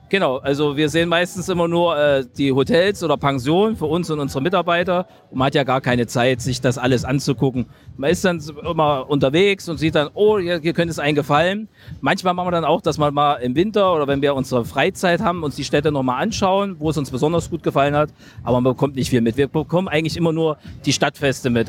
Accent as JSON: {"language": "German", "town": "Halle", "region": "Saxony-Anhalt", "country": "Germany", "tie": "born or raised there", "said": "in meiner Heimatstadt in Halle Saale"}